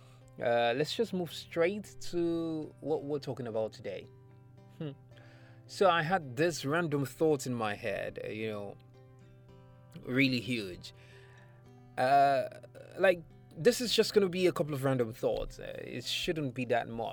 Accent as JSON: {"language": "English", "country": "Nigeria", "said": "I am a Nigerian or African"}